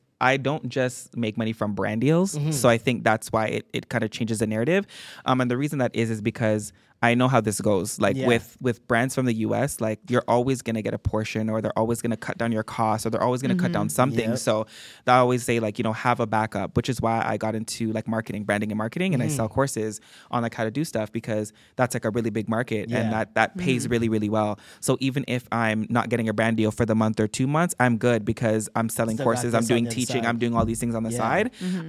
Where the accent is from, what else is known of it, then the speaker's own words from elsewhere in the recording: Toronto, Ontario, Canada; I'm from Toronto at all.